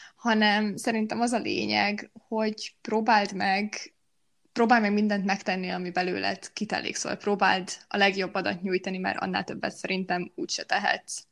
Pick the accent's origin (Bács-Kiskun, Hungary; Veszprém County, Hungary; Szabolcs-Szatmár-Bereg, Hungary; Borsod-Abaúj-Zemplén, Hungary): Borsod-Abaúj-Zemplén, Hungary; Miskolc; first language Hungarian; moved away as an adult; now in Budapest, Hungary; amikor Miskolcról Pestre kerültem egyetem miatt